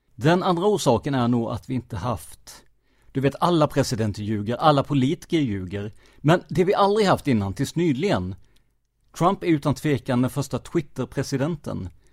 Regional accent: United States; Swedish is a second language; moved away as an adult; now in Sweden; jag som amerikan som bott här de senaste 15 åren

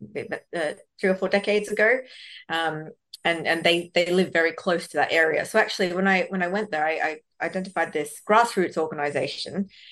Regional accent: Sydney, New South Wales, Australia; also born or lived in Bangalore, India; I grew up in Western Sydney

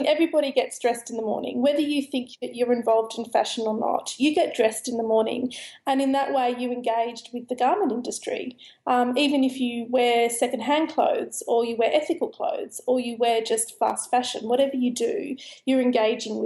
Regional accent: Sydney, New South Wales, Australia; now in London, United Kingdom; I was actually a city kid. I grew up in Sydney.

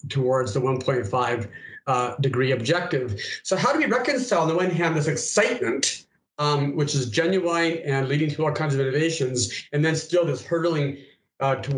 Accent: Canada; moved away as an adult; also born or lived in United States; now in Singapore; I'm a Canadian who spent many years in the United States, and now I'm 3 years in Singapore.

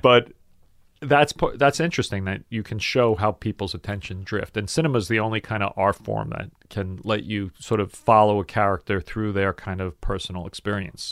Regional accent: New York City, New York, United States; I grew up in South Brooklyn

